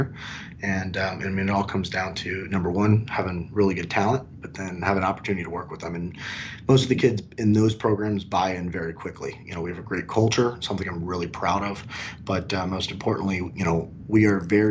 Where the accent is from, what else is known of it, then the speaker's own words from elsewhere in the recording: Miami, Florida, United States; I was born and raised in Miami